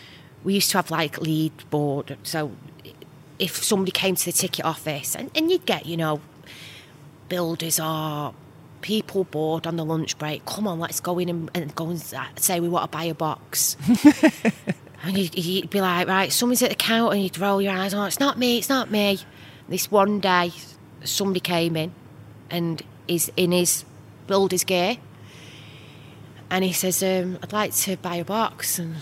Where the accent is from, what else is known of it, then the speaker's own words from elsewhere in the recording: Manchester, North West England, United Kingdom; I am a Mancunian through and through.